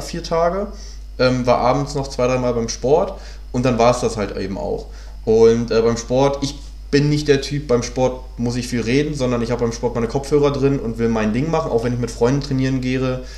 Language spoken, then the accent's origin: German; Hanover, Lower Saxony, Germany; moved away as an adult; now in Berlin, Germany; bin ja ursprünglich aus Hannover, bin ja jetzt seit neun Jahren hier